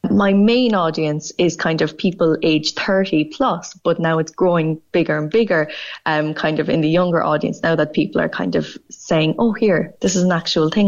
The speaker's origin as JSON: {"language": "English", "country": "Ireland", "said": "the best thing about being Irish over there is you'd always have something to talk about with somebody because it be- became just central to your personality."}